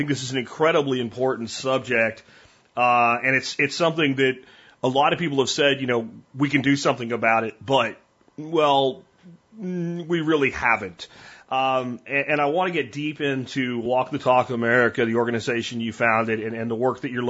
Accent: Red Bank, New Jersey, United States; born there; was born in Red Bank.

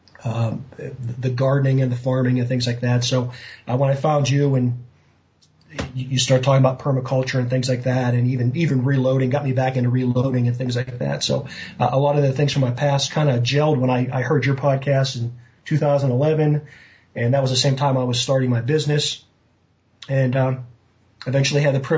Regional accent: Western Pennsylvania, United States; I grew up in Western Pennsylvania

